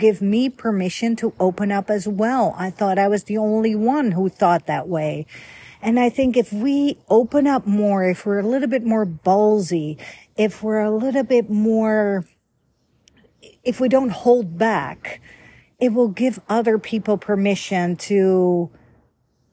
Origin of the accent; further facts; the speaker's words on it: Netherlands; moved away; I was born and raised in the Netherlands, Holland, capital Amsterdam